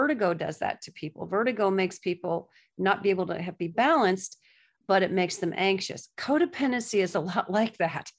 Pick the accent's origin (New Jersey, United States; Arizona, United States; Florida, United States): Florida, United States; Gulf Coast of; moved away as an adult; also born or lived in Nashville / New York; now in Florida, United States; I was raised on the Gulf Coast of Florida